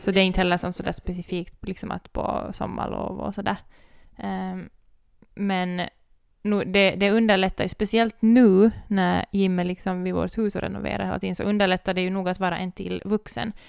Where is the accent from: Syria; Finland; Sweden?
Finland; Ekenäs, Uusimaa; vi kom från Ekenäs